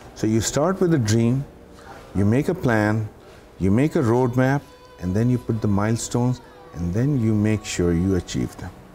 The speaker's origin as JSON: {"language": "English", "town": "Karachi", "region": "Sindh", "country": "Pakistan", "moved": "as an adult", "lives_now": "Dubai, United Arab Emirates", "said": "I come from Pakistan, so I started in Karachi in Pakistan"}